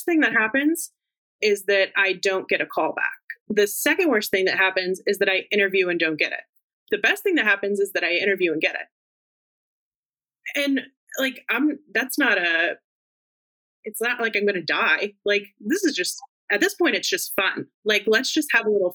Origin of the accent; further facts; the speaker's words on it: Fort Worth, Texas, United States; now in Washington, D.C., United States; my hometown, Fort Worth